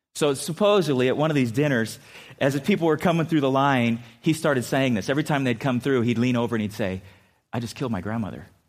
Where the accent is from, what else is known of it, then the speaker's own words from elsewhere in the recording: San Diego, California, United States; moved away; also born or lived in Minnesota; I grew up in San Diego